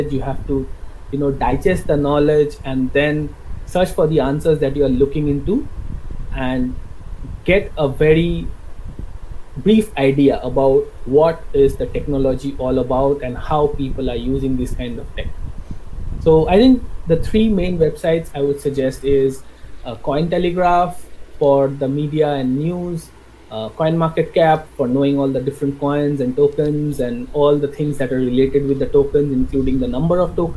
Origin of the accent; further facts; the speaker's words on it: West Bengal, India; I'm from West Bengal, India